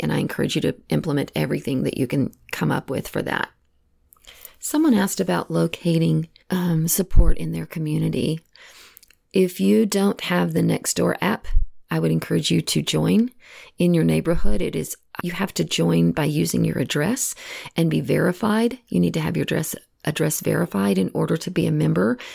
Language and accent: English; Texas, United States; moved away; I know I'm originally from Texas and all of my family still lives back